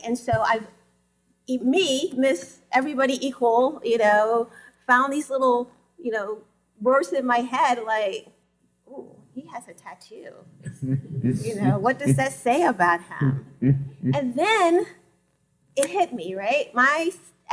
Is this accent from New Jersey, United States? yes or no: no; North Carolina, United States; I grew up in North Carolina